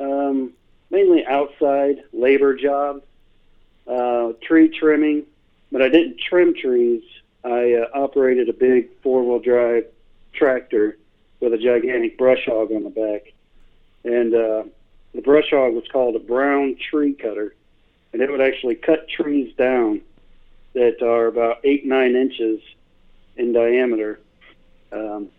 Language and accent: English; Newburg, Missouri, United States; also born or lived in Rolla, Missouri; I grew up in a little itty bitty small town in Missouri called Newburgh.